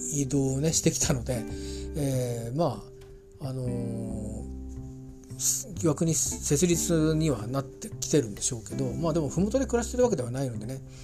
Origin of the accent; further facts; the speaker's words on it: Kanto, Japan; 小さい頃から関東圏にいたもんですから